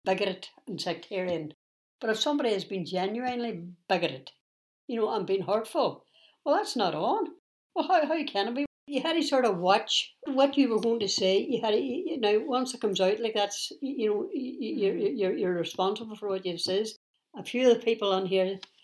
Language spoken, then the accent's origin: English; Derry, Northern Ireland, United Kingdom; I'm British by birth. I'm Irish national. I'm as much as Irish as I am British. This is my island and every blade of grass on it.